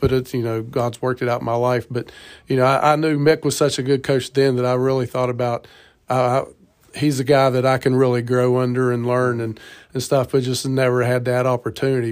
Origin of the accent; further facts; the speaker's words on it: Ripley, United States; we're both from Ripley and love Ripley and love being here and families here